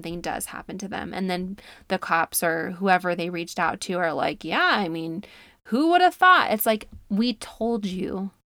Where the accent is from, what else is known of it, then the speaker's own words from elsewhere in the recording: New York, United States; moved away as an adult; now in Utah, United States; I claim New York as where I'm from because that's where I went to school and was raised